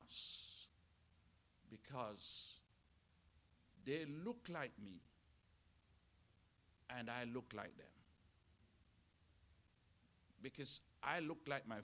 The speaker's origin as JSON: {"language": "English", "country": "Jamaica", "tie": "born or raised there", "said": "I was born in Jamaica. You can hear it"}